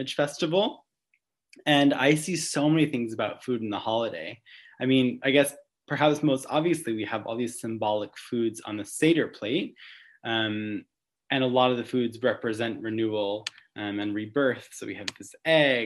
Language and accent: English; Long Island, New York, United States; now in New York City, United States; I grew up in Long Island